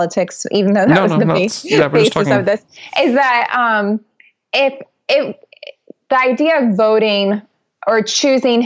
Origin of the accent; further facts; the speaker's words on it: Ohio, United States; I'm from Ohio